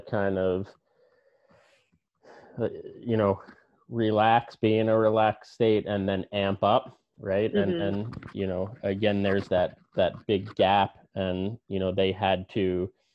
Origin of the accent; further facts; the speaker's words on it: New Jersey, United States; I grew up in New Jersey